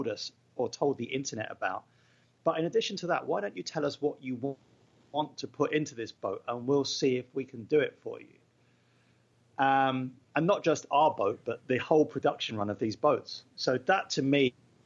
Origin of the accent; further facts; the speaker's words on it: England, United Kingdom; I'm English